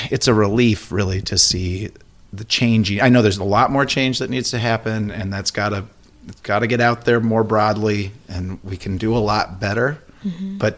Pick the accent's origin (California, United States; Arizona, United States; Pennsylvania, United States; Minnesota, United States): Minnesota, United States; Elk River; Yeah, I grew up in Elk River.